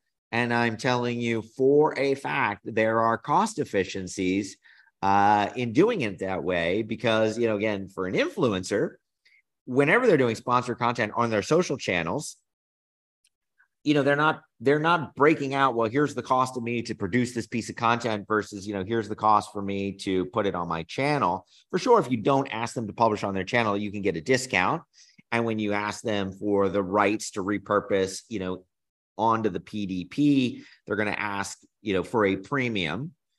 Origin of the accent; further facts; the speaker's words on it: New Jersey, United States; also born or lived in North Carolina; so I grew up in New Jersey, North Carolina, always on the East Coast.